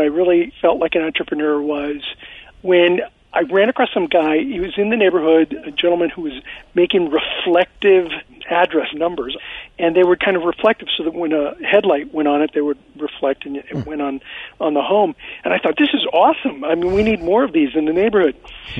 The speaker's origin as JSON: {"language": "English", "town": "Azusa", "region": "California", "country": "United States", "tie": "born or raised there", "also_born_or_lived": "Pittsburgh, Pennsylvania / South Central Los Angeles", "said": "I lived in South Central for about a year. I grew up in the Azusa area. I grew up in a really, you know, kind of low-income, working-class family."}